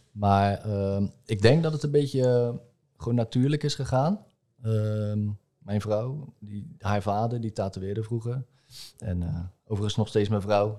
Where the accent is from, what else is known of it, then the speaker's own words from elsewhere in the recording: Rotterdam, South Holland, Netherlands; ik kom uit Rotterdam